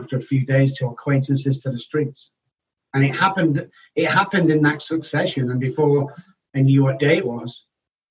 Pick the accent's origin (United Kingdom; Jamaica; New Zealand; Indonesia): United Kingdom; Manchester, North West England; moved away as an adult; also born or lived in London / Oxford; now in Texas, United States; I belong back home is where I was born, in Manchester, UK. So I was born in Manchester